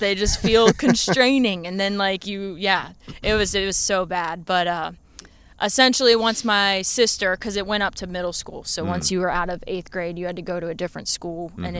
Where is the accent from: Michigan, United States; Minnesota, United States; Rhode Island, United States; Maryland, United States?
Maryland, United States; Anne Arundel County; also born or lived in Glen Burnie, Maryland / Pasadena, Maryland; I grew up in Anne Arundel County, Maryland. My parents were in different parts of the town, so separated from, you know, birth, essentially. My dad lived in Glen Burnie, and then my mom lived in Pasadena, Maryland.